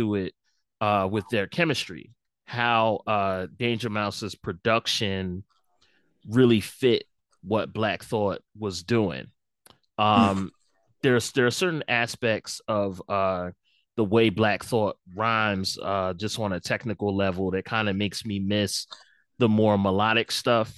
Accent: Philadelphia, Pennsylvania, United States; I'm from Philadelphia

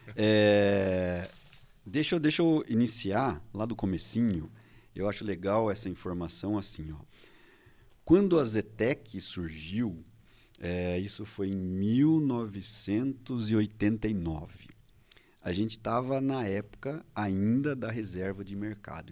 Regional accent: Indaiatuba, São Paulo, Brazil; eu sou de Indaiatuba

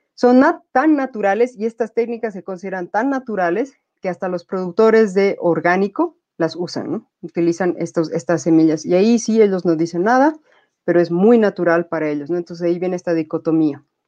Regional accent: Bolivia

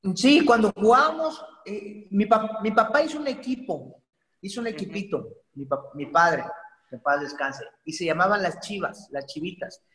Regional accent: Poza Rica, Veracruz, Mexico; yo soy originario de Poza Rica, Veracruz, orgullosamente pozarricense y jarocho

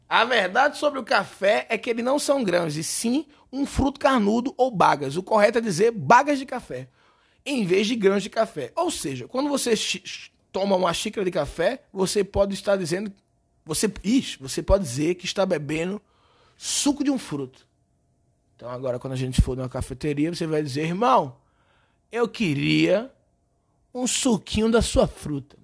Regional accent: Recife, Pernambuco, Brazil; now in São Paulo, Brazil; Eu sou recifense

